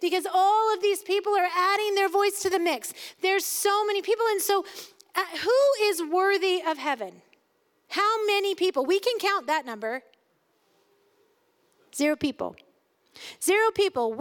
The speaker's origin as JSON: {"language": "English", "country": "United States", "said": "as an American"}